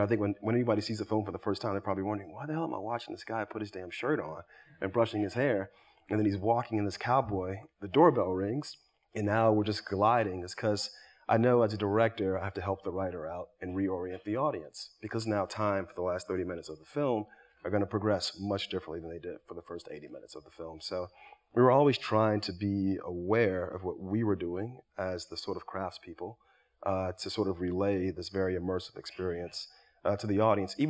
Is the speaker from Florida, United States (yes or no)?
yes; Miami, Florida, United States; growing up in Miami.